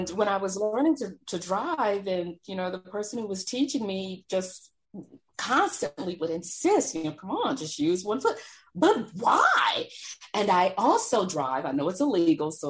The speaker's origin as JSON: {"language": "English", "region": "Texas", "country": "United States", "tie": "born or raised there", "said": "Growing up in Texas, back in the day, my understanding was it was illegal."}